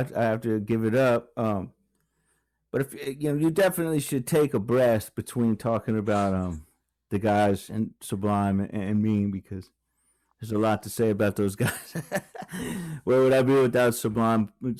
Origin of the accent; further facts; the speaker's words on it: Virginia Beach, Virginia, United States; also born or lived in Lakeland, Florida; But yeah, I grew up in Virginia Beach when I was a little kid. And then we moved to Lakeland, Florida.